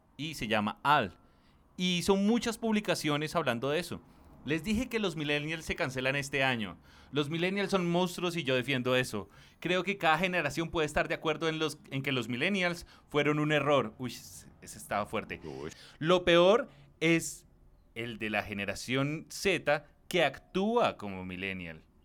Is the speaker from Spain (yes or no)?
no; Soacha, Cundinamarca, Colombia; Yo crecí en Suacha, era más barato